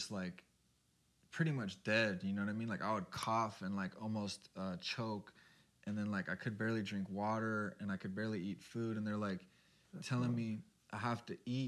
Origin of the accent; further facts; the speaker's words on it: Santa Barbara, California, United States; I grew up surfing. I'm from Santa Barbara, and so we'd surf, skate, everything